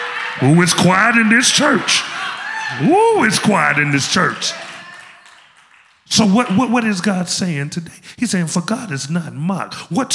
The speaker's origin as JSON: {"language": "English", "town": "Memphis", "region": "Tennessee", "country": "United States", "said": "I told you, I'm from Memphis."}